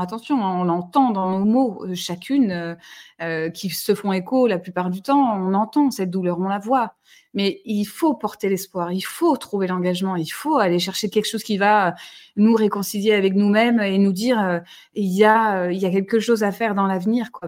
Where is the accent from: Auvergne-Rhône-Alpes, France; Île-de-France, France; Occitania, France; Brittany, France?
Occitania, France; Toulouse; je suis toulousaine